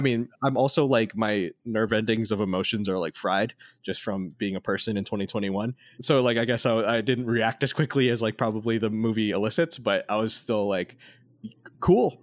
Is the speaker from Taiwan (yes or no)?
no; Las Vegas, Nevada, United States; I grew up in Las Vegas